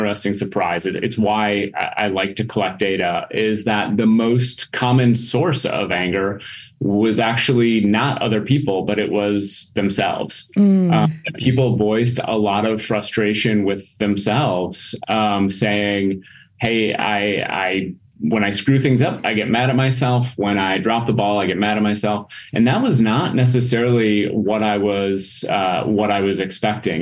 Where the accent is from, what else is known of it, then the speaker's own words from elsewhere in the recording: Minnesota, United States; moved away as an adult; also born or lived in Mississippi / Wisconsin; now in Green Bay, United States; I'm originally from Minnesota